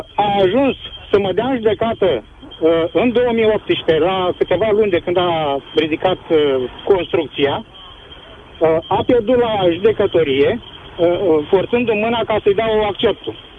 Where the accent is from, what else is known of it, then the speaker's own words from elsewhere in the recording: Brăila County, Romania; eu sunt din Brăila